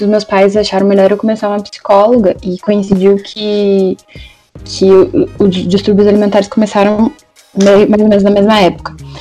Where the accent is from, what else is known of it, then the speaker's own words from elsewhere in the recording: Brazil; como brasileiros